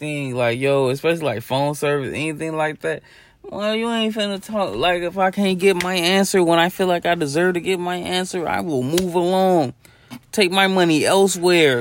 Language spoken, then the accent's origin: English; Chicago, Illinois, United States; I'm from Chicago.